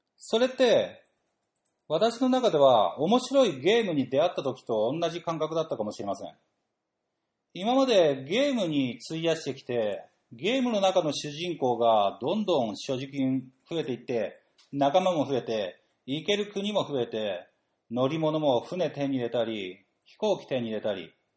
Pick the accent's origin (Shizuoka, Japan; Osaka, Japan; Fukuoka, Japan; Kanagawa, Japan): Kanagawa, Japan; Chigasaki; 私の地元、神奈川県茅ヶ崎市